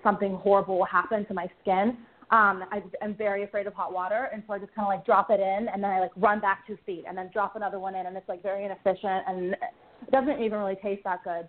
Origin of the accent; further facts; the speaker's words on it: Pittsburgh, Pennsylvania, United States; moved away as an adult; also born or lived in the South; I'm from Pittsburgh